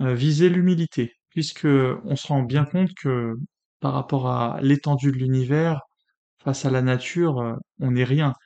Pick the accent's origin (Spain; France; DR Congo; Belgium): France; je suis né en France, patrie des Lumières